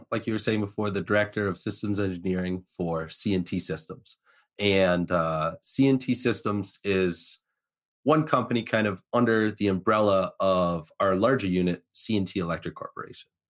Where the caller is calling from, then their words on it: West Hartford, Connecticut, United States; I am broadcasting live from West Hartford, Connecticut. I am currently at my house at the uh, command center, my second office, so the old home away from home.